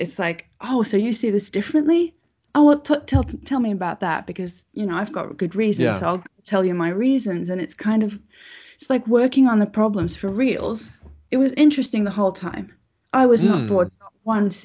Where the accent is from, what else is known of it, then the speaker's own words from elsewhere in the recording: Finland; I come from Finland